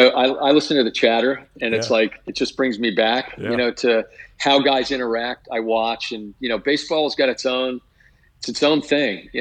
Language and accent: English; New Jersey, United States; I grew up in New Jersey